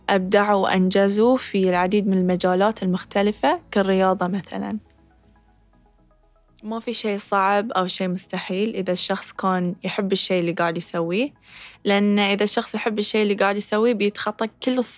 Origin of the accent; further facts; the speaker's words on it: Bahrain; أكون إن هاي شرف لي أكون حاملة علم ديرتي البحرين في أكبر محفل رياضي على الإطلاق